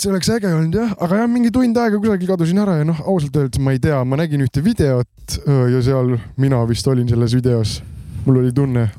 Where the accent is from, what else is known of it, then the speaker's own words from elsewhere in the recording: Cologne, North Rhine-Westphalia, Germany; Estonian is a second language; ma ikkagi olen sakslane